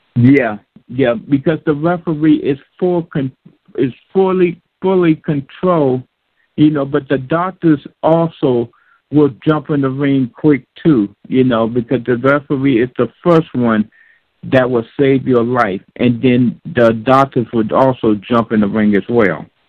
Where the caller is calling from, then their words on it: Massachusetts, United States; I'm calling from Massachusetts